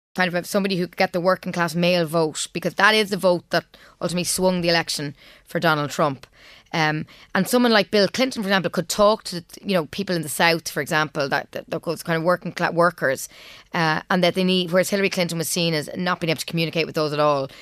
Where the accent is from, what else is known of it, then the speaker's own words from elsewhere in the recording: Trim, County Meath, Ireland; moved away as an adult; also born or lived in Cambridge, England; now in United States; we grew up in Trim, and music was a very big part of my background.